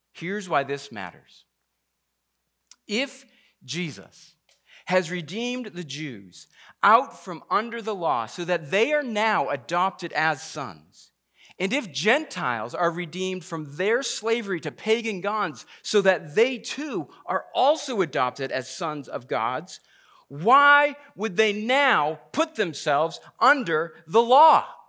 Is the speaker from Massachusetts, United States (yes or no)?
yes; Massachusetts, United States; I grew up in Massachusetts